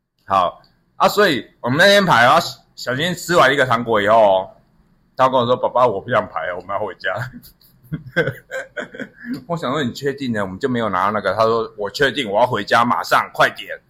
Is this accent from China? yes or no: no; Taipei, Taiwan; 我们台北人靠北，我在台北就讲说变色糖了啊。